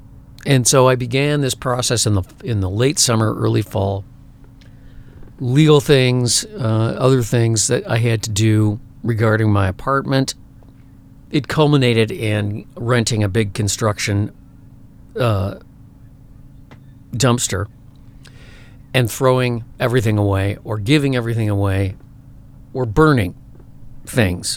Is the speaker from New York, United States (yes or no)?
no; suburban Chicago, Illinois, United States; moved away as an adult; also born or lived in Minneapolis; I grew up in a suburban town, an old farm town in suburban Chicago